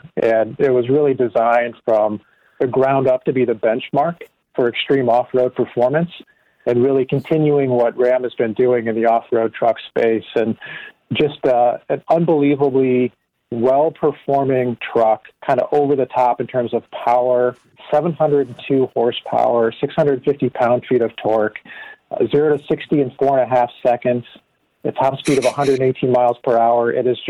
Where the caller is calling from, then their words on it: Detroit, Michigan, United States; I am in Michigan in the Detroit area, working from home like the rest of our company.